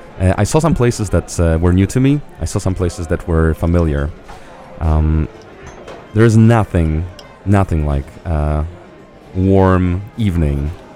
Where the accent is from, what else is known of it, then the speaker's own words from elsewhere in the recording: Poland; moved away; Having landed in Warsaw, having seen my family and some friends, I've spent some time in my hometown to then later come back to the capital